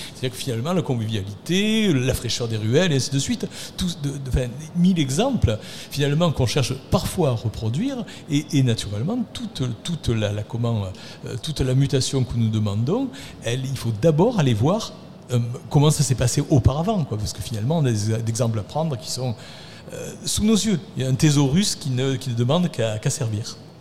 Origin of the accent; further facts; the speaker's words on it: Arles, Provence-Alpes-Côte d'Azur, France; accent: Arlesian; Quand j'étais enfant, euh, habité en centre-ville d'Arles, j'étais déjà arlésien, vous le reconnaissez à mon accent